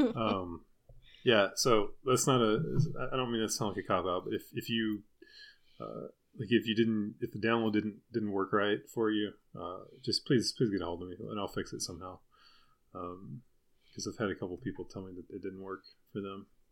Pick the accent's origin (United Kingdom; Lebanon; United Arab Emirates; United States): United States; Deep South; I was from the Deep South